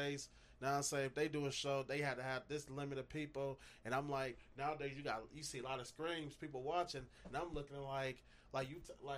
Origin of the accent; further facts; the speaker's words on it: Minneapolis, Minnesota, United States; I come from Edison High School for 4 years. I graduated 10 years ago, 2011.